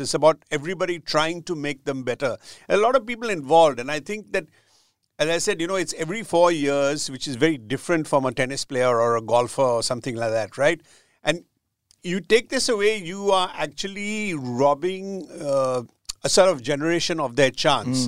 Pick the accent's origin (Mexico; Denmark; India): India; growing up in India